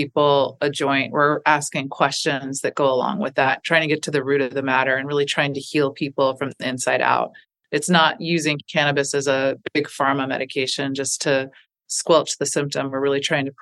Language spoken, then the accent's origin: English; an island outside Seattle, Washington, United States; now in East Coast, United States; I grew up in a little island outside of Seattle, Washington.